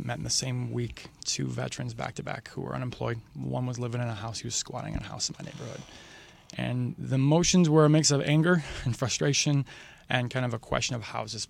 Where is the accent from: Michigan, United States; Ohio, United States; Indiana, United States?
Michigan, United States; Waterford; also born or lived in Detroit, Michigan; So I was actually born and raised in Waterford, Michigan.